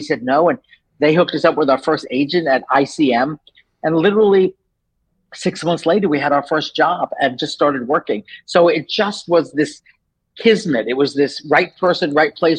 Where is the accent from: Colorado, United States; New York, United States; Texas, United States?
New York, United States; moved away as an adult; also born or lived in Los Angeles; I'm from New York. So I grew up in New York